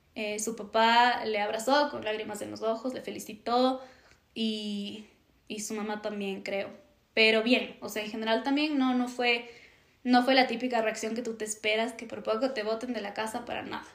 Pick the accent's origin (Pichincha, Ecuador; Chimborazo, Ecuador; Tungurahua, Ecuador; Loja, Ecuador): Tungurahua, Ecuador; Ambato; yo soy de Ambato